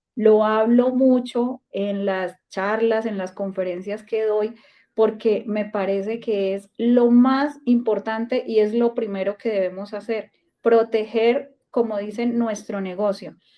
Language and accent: Spanish; Colombia; como colombiana que soy